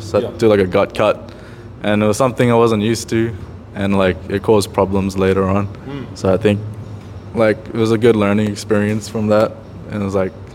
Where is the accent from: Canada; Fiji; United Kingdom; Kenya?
Fiji; I'm from Fiji.